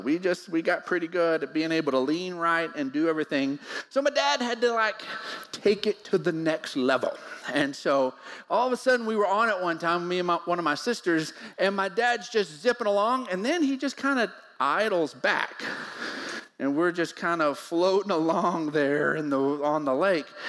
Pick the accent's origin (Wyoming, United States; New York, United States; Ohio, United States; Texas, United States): Texas, United States; Odessa; We grew up in Odessa, so we we had to go to the lake. We had to go find water